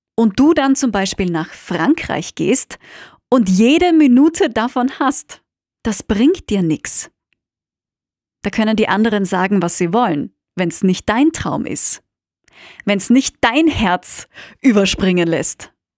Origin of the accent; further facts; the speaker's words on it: Austria; BWL, wie man bei uns in Österreich sagt